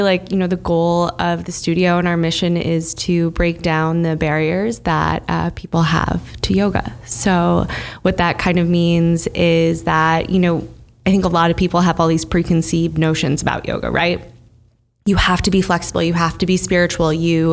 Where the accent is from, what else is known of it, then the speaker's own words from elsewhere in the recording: Bloomfield Hills, Michigan, United States; now in New York, United States; I grew up in Bloomfield Hills, Michigan